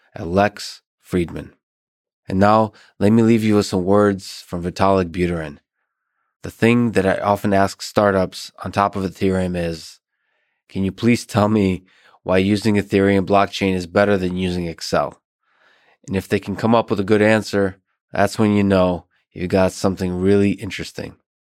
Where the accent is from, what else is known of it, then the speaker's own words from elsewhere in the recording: Moscow, Russia; now in Boston, United States; I grew up in Moscow